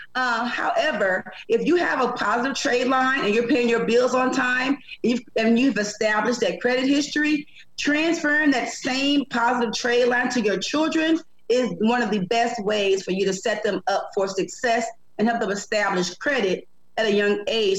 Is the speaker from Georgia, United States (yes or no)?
no; St. Louis, Missouri, United States; moved away as an adult; I'm from St. Louis originally, originally from St. Louis